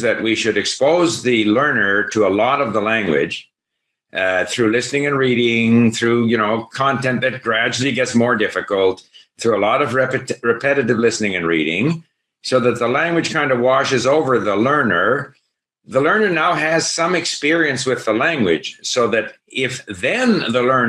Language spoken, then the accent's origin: English; Montreal, Quebec, Canada; moved away as an adult; also born or lived in France / Hong Kong / Japan; I grew up in Montreal, which was theoretically bilingual, but wasn't bilingual. So English-speaking Montreal was English